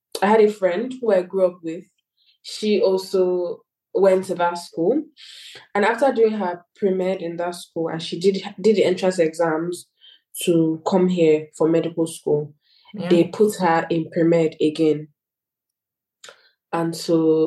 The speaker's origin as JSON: {"language": "English", "country": "Nigeria", "also_born_or_lived": "United Kingdom", "moved": "as an adult", "lives_now": "Hungary", "said": "I'm actually British, a British Nigerian"}